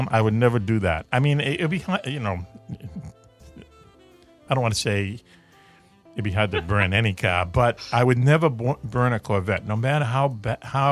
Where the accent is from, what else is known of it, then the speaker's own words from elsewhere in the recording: Boston, Massachusetts, United States; I grew up in Dorchester, part of Boston